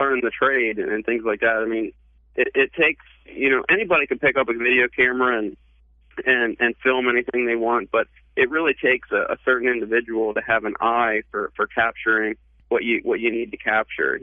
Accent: Pennsylvania, United States; moved away; I'm from Pennsylvania originally

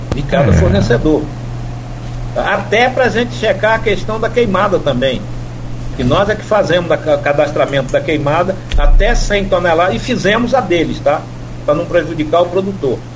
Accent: Timbaúba dos Mocós, Northeast Brazil, Brazil; moved away; Eu sou pau de arara, sou nordestino, nascido em Timbaúba dos Mocóis

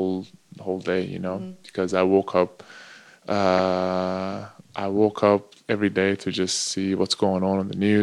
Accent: Istanbul, Turkey; English is a second language; also born or lived in Kentucky / Utah / Oklahoma City / New York; now in Portland, United States; I grew up in Istanbul, so it was like New York

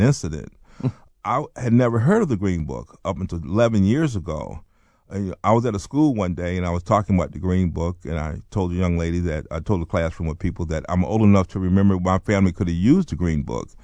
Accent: North Carolina, United States; also born or lived in Baltimore, Maryland; I was born in Baltimore, but I grew up in North Carolina

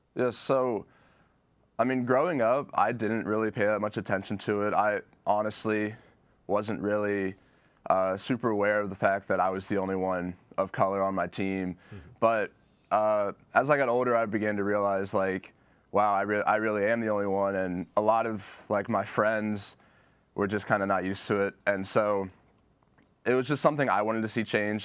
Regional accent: Virginia Beach, Virginia, United States; growing up in Virginia Beach, Chesapeake area

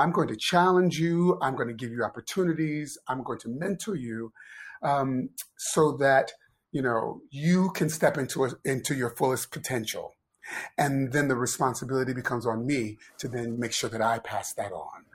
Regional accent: Ohio, United States; moved away as an adult; also born or lived in Pennsylvania; I grew up in Ohio

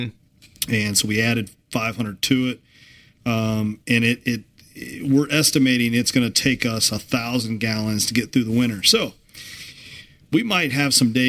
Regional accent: Kentucky, United States; growing up in Kentucky

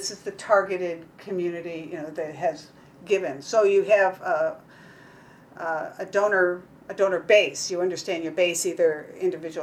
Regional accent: Kentucky, United States; I'm from Kentucky

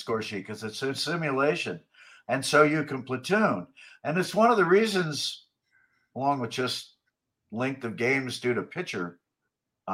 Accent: the Bay Area, California, United States; I grew up in the Bay Area

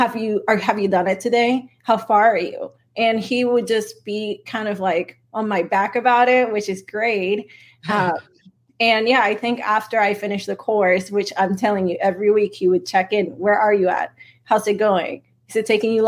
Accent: Venezuela; moved away; also born or lived in Silicon Valley; I'm Latina. I'm from Venezuela

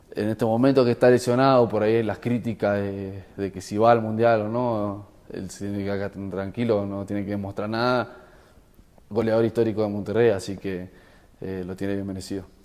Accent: Argentina; yo estuve en la selección argentina, soy argentino

